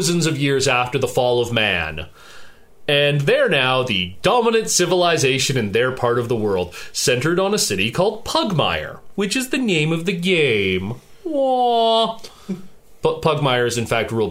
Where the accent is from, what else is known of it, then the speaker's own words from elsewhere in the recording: Edmonton, Alberta, Canada; my fellow Edmontonian